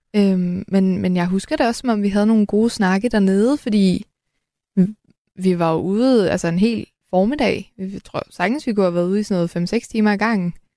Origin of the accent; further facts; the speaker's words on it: Helsingør, Capital Region of Denmark, Denmark; jeg kommer fra Helsingør